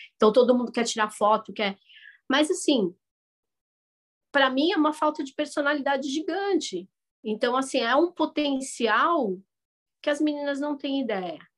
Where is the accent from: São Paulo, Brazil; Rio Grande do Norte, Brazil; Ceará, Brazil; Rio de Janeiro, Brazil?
São Paulo, Brazil; moved away as an adult; also born or lived in Lebanon; now in United States; Nasci no Brasil, nasci em São Paulo